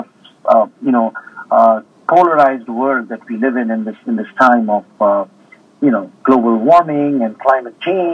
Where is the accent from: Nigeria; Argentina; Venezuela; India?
India; being an Indian also. And, being brought up with Indian spirituality